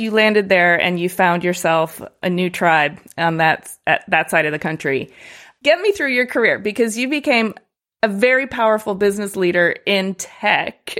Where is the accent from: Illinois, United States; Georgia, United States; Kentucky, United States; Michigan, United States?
Michigan, United States; Detroit area; moved away; also born or lived in New York City / Oakland; I grew up Detroit adjacent, and then I went to New York City